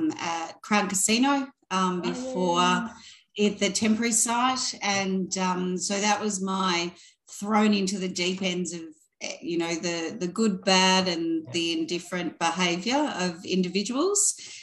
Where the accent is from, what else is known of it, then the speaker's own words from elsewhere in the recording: Bendigo, Victoria, Australia; moved away as an adult; also born or lived in Perth, Western Australia / Sydney; now in Melbourne, Australia; I live in Bentley now, but I was I was born in Bentley, spelt differently, in Perth. So I was there and we moved to Victoria when was probably around four to Bendigo at the time, being a smaller country town.